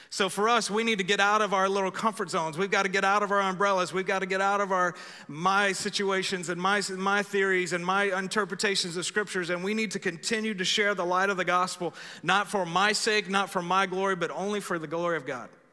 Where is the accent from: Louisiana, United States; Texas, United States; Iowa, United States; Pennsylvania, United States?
Texas, United States; I am American after all. Some of y'all thought I was Texan. Actually, I'm American first